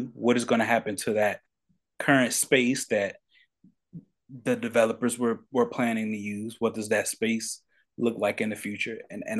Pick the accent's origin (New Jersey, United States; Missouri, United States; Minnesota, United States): New Jersey, United States; Paterson; I grew up in Paterson, New Jersey. I got family, yeah, in North New Jersey.